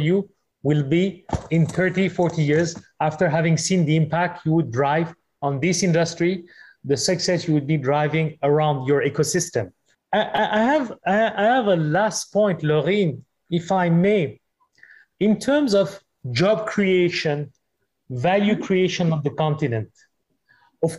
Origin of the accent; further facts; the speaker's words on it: Madagascar; my home country, Madagascar